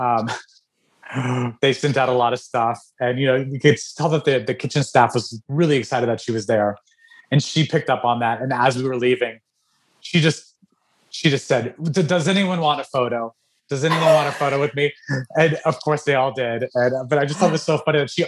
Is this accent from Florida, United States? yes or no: no; Albuquerque, New Mexico, United States; I was raised in Albuquerque, New Mexico